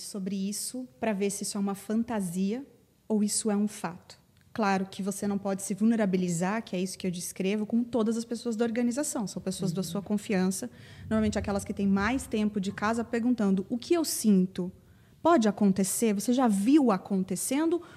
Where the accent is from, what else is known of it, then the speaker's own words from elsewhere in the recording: Paraná, Brazil; moved away as an adult; now in São Paulo, Brazil; desde que eu mudei para São Paulo, porque eu sou paranaense e estou aqui há quase 15 anos